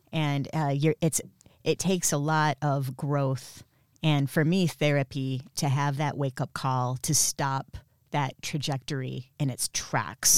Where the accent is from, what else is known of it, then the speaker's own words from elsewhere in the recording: Flint, Michigan, United States; also born or lived in Miami / New York City; now in Los Angeles, United States; I'm not from Florida. I'm from Flint, Michigan